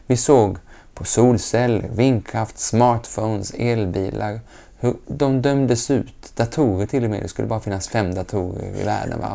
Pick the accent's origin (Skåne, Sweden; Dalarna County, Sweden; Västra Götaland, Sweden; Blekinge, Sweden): Skåne, Sweden; Lund; also born or lived in Geneva; Jag är uppväxt gröna vågare och vi hade kompost innan ordet var uppfunnet hemma i Lund